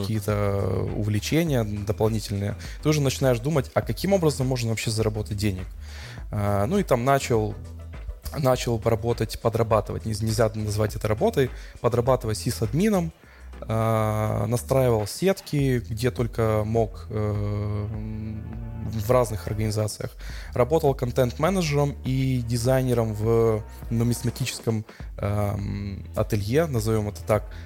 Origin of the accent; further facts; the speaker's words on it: Odesa, Odesa Oblast, Ukraine; я одессит, мне 34 года